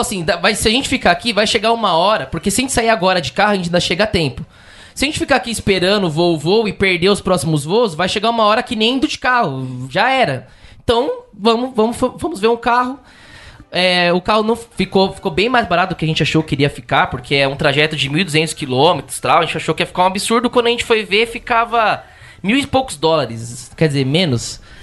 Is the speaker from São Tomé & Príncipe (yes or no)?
no; Brazil; a gente é do Brasil